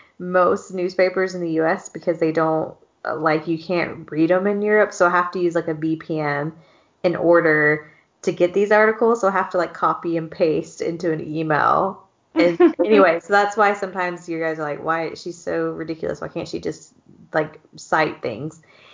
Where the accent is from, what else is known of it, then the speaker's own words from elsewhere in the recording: South Georgia, United States; moved away as an adult; also born or lived in Utah; I come from South Georgia where that's not the case, you know? And then I moved out to BYU